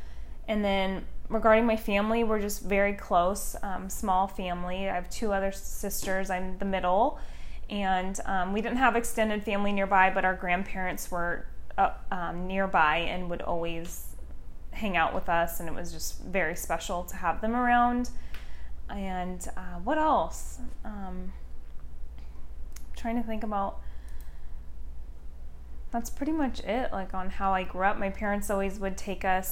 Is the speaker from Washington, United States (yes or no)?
yes; Battle Ground, Washington, United States; moved away as an adult; also born or lived in Portland, Oregon / Vancouver, Washington; I was born in Portland, Oregon, lived in Vancouver, Washington until I was 5, and then we moved to a small country town in Washington called Battleground